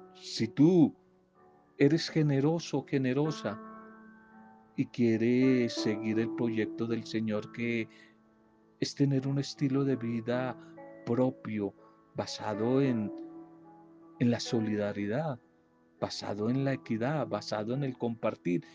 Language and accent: Spanish; Colombia; Aquí yo hablo en mi país